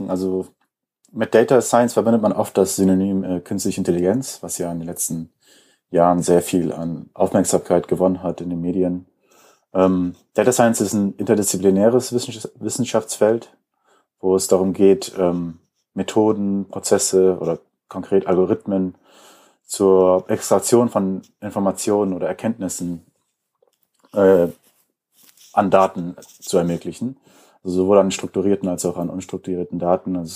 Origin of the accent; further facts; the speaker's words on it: Kaarst, North Rhine-Westphalia, Germany; Ähm, ich komme auch hier aus der Region, äh, bin in Karst aufgewachsen.